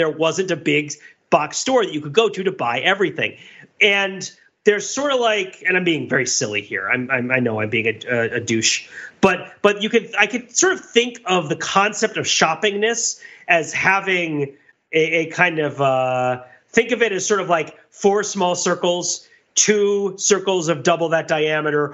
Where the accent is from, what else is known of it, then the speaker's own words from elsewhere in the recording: New Jersey, United States; now in Massachusetts, United States; I grew up in New Jersey in the 80s